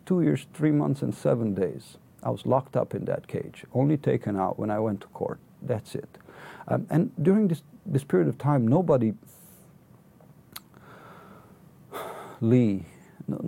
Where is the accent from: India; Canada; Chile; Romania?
Romania; now in United Kingdom; I hail from Romania